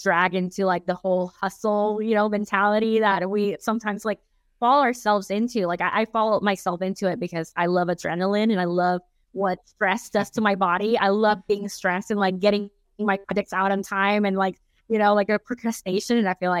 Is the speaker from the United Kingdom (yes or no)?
no; Nicaragua; I'm very biased, of course, because I'm from Nicaragua